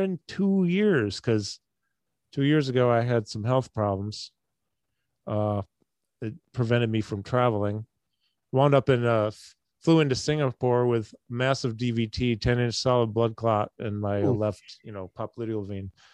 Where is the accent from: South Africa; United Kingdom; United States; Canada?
United States; Syracuse, New York; also born or lived in Chicago; I grew up in Syracuse.